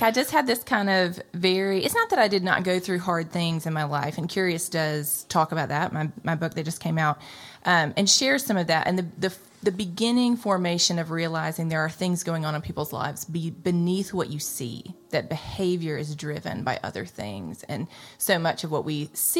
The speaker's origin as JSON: {"language": "English", "town": "Jackson", "region": "Mississippi", "country": "United States", "tie": "born or raised there", "said": "I grew up in Jackson, living in the Jackson metro area in Mississippi my whole life"}